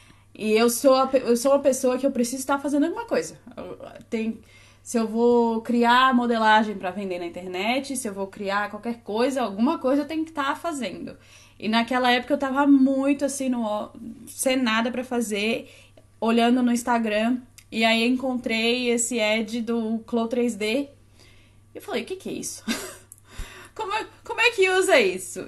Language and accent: Portuguese; Florianópolis, Santa Catarina, Brazil; accent: Florianópolis (sing-song, S becomes X); moved away; Sou de Floripa, dá até certo, né, para perceber pelo sotaque. Fala, canta... Fala cantadinho, o S vira X.